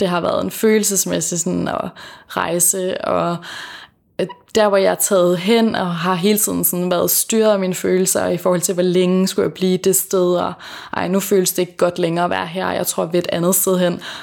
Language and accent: Danish; Fanø, Southern Denmark, Denmark; moved away; så bor jeg hos min familie på Fanø, øh, hvor jeg kommer fra.